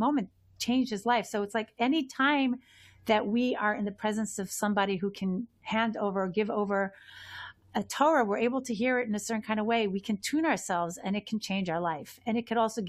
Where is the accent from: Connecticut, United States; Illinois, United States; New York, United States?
New York, United States; New York City; as kids growing up in Borough Park